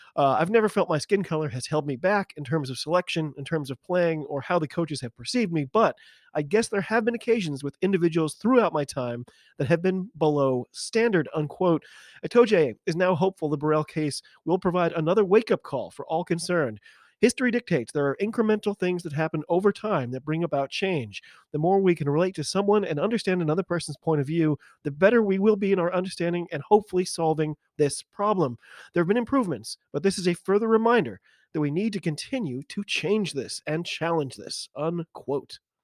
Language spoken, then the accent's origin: English; United States; I'm an American